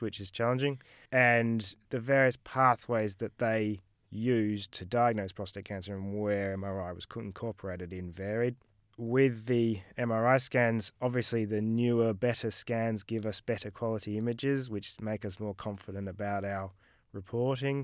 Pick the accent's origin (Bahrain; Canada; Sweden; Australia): Australia; Melbourne, Victoria; moved away as an adult; now in United Kingdom; I'm originally from Melbourne, did medical school here, worked as a junior doctor here